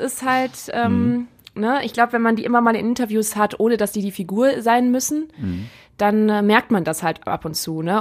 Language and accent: German; Rhineland, Germany; now in Essen, Germany; im Rheinland, wo ich herkomme